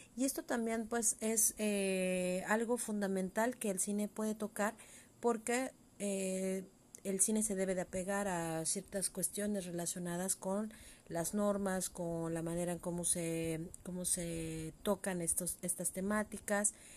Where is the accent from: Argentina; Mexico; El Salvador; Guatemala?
Mexico; lo que nos constituiría nosotros eh, como mexicanos